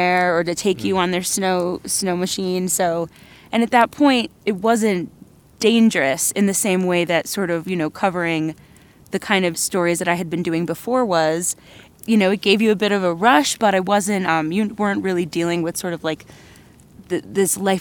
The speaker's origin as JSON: {"language": "English", "town": "New York City", "region": "New York", "country": "United States", "tie": "born or raised there", "said": "growing up in New York City"}